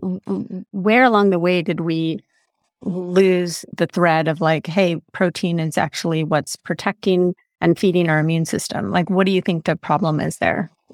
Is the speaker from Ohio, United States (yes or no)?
no; California, United States; I am being a Californian and raised a Californian